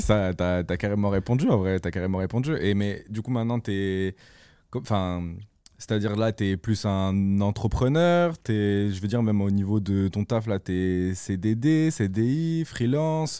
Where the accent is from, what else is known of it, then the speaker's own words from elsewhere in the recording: La Tour-du-Pin, Auvergne-Rhône-Alpes, France; on vient à peu près du même endroit. Moi, je suis à la Tour du Pin, Saint-Victor, c'est à côté